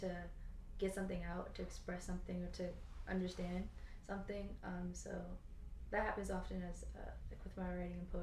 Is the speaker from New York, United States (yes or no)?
no; Annapolis, Maryland, United States; I grew up in Annapolis, Maryland.